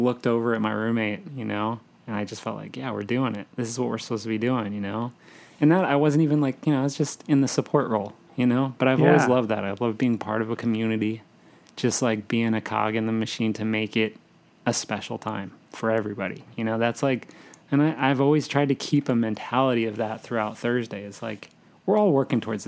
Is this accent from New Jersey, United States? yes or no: yes; New Jersey, United States; I'm from New Jersey